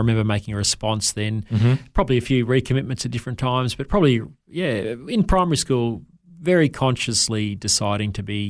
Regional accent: Wondai, Queensland, Australia; born there; I was born here in Queensland in a little tiny town called Wandai, about 15 minutes drive from Kingaroy in the South Burnett

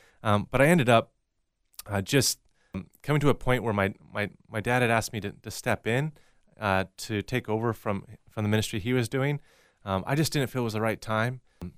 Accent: Sedro-Woolley, Washington, United States; And I was born in Cedarwoolley, Washington, and that's about an hour north of Seattle on the west coast of the U.S., and raised primarily in that area.

